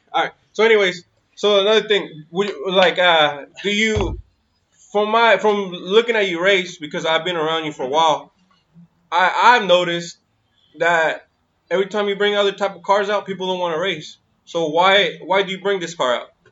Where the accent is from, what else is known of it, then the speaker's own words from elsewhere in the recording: Sacramento, California, United States; also born or lived in 530 area code, Northern California; I'm originally from Sacramento